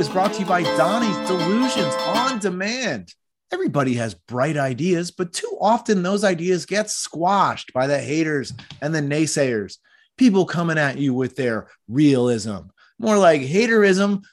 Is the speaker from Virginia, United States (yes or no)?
no; Philadelphia, Pennsylvania, United States; I grew up in Philadelphia